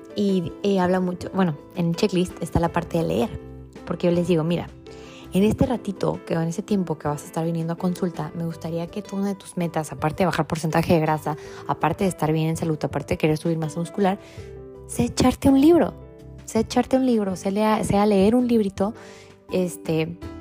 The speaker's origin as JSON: {"language": "Spanish", "town": "Tecate", "region": "Baja California", "country": "Mexico", "moved": "yes", "said": "de donde yo vengo es una ciudad muy chiquita que se llama Tecate"}